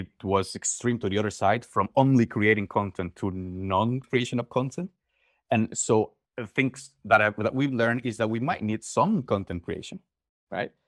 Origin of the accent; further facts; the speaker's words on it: Mérida, Yucatán, Mexico; moved away as an adult; now in Netherlands; I'm originally from Mexico, born and raised in Yucatan, in Mérida